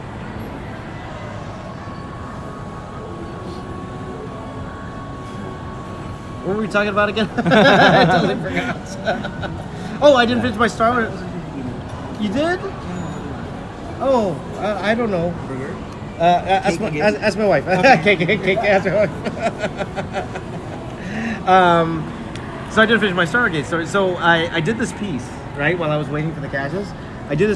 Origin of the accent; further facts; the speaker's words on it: Toronto, Ontario, Canada; Toronto, Canada. I was born there